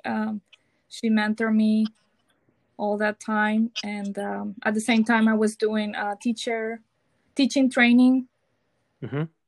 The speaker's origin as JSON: {"language": "English", "town": "Mazatlán", "region": "Sinaloa", "country": "Mexico", "also_born_or_lived": "Tijuana, Mexico", "second_language": "English", "moved": "as an adult", "lives_now": "Sacramento, United States", "said": "I am from Mexico, from Mazatlan, Sinaloa and I moved here with my husband in 2016"}